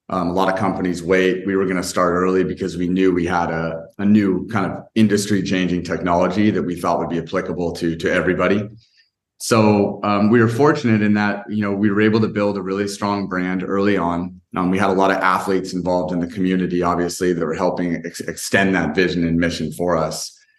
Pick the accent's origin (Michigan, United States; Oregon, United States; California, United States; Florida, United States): California, United States; And you know, I grew up in Northern California, kind of in the Silicon Valley area.